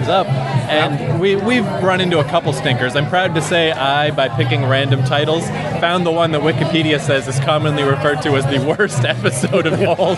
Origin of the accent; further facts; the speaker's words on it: Fredericton, New Brunswick, Canada; also born or lived in Vancouver / New York; now in Toronto, Canada; in our hometown